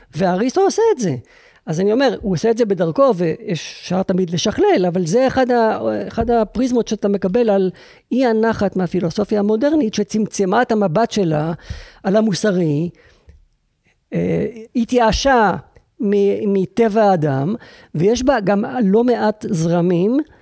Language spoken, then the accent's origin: Hebrew; Israel; אני יהודי ישראלי